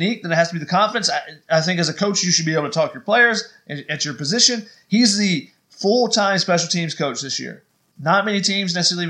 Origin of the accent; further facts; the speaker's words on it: Georgia, United States; I remember growing up in Georgia, watching Georgia football